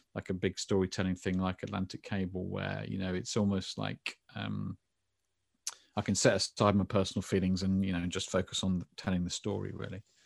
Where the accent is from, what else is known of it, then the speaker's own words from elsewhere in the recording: England, United Kingdom; I'm very English